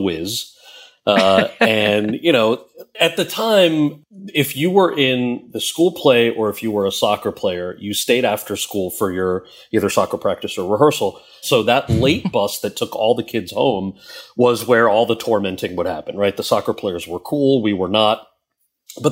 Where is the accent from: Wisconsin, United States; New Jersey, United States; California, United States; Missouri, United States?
New Jersey, United States; Freehold; moved away as an adult; also born or lived in Wayne, New Jersey; now in New York, United States; I was born in Jersey. I grew up mostly in Wayne and in a town called Freehold